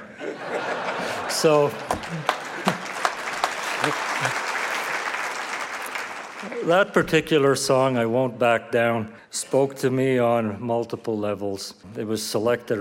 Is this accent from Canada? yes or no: yes; Rouyn-Noranda, Quebec, Canada; my hometown, Rouyn-Noranda